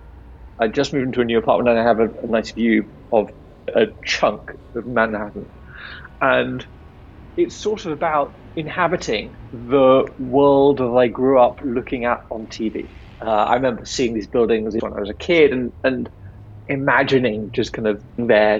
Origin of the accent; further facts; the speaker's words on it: London, United Kingdom; moved away as an adult; now in New York City, United States; a kind of kid growing up in London